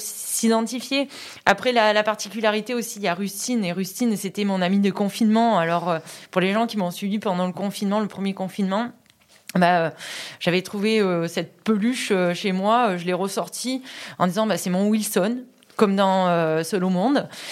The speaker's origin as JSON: {"language": "French", "town": "Vaison-la-Romaine", "region": "Provence-Alpes-Côte d'Azur", "country": "France", "tie": "born or raised there", "also_born_or_lived": "Bédoin", "said": "je suis vauclusienne, moi, d'origine. J'habite Vaison, puisque je suis née là-bas"}